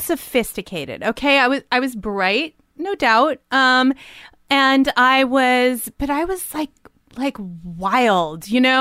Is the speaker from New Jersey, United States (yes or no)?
yes; Livingston, New Jersey, United States; moved away; I grew up in Jersey.